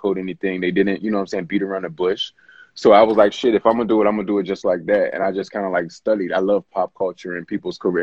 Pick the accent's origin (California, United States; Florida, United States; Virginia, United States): Virginia, United States; Richmond; also born or lived in Washington, D.C. / Maryland / Los Angeles; now in Atlanta, United States; I'm from Richmond, Virginia. Oh, I like to say the DMV area, because I lived in D.C. and Maryland and Virginia